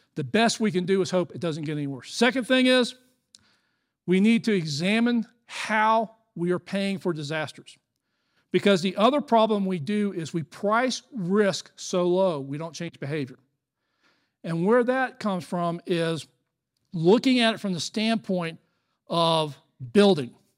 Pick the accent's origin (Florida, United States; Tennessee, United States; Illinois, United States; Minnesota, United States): Florida, United States; I'm from Florida